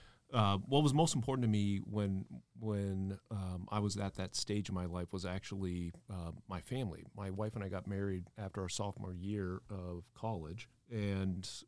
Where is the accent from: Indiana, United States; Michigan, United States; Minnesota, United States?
Indiana, United States; South Bend; also born or lived in Cincinnati, Ohio / New York; now in Dallas, United States; my hometown is South Bend, Indiana